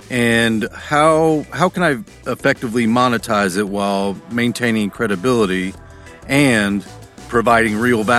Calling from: Toronto, Ontario, Canada; Hi, Chris. … from Toronto.

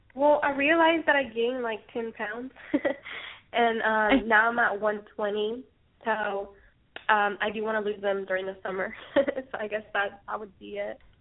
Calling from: Washington, United States; I'm also calling from Washington State

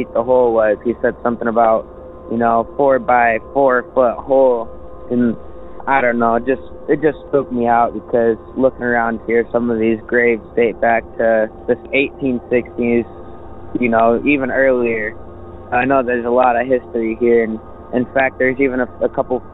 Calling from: Michigan, United States; I'm calling from Michigan

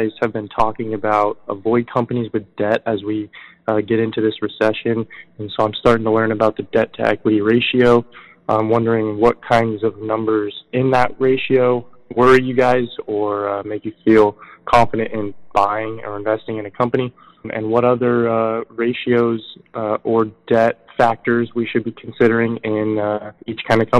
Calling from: Arizona, United States; I'm calling from Arizona.

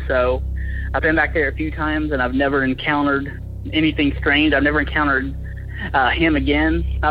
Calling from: Chattanooga, Tennessee, United States; I'm from the Chattanooga area.

